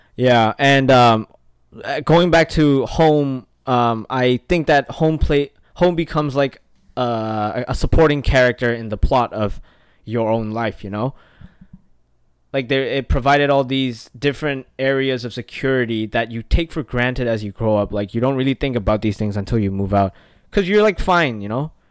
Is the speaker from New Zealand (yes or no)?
no; Myanmar; now in United States; I'm from Burma